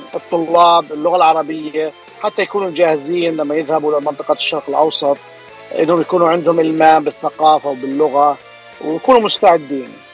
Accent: Jordan; also born or lived in Bay Area, California, United States; now in Anaheim, United States; انا اصلا من الاردن يعني اصلي اردني هاجرت على امريكا بدايه آه، آه، التسعينات

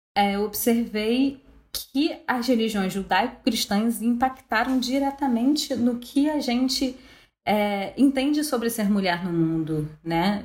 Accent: Brazil; a gente como brasileira

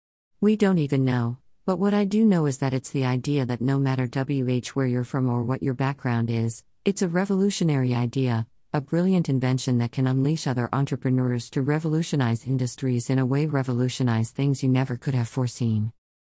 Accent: Chennai, Tamil Nadu, India; I'm from the South. I'm from Chennai. I studied Hindi in school, but I never spoke it much.

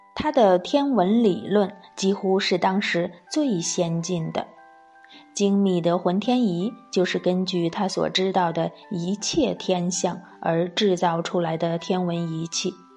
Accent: China; 作为中国人，是不是很自豪啊

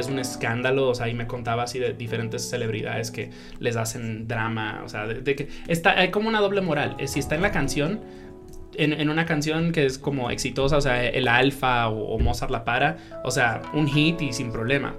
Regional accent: Dominican Republic; moved away; also born or lived in New York, United States / Colombia; yo me crié en la República Dominicana

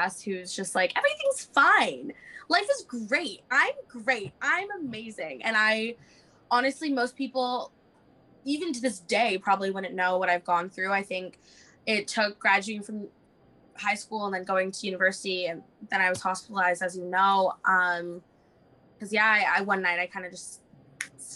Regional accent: Vancouver, British Columbia, Canada; also born or lived in Toronto; I've done most of my growing up in Vancouver

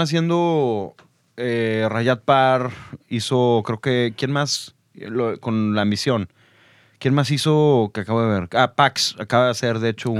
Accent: Monterrey, Nuevo León, Mexico; soy de aquí de Monterrey

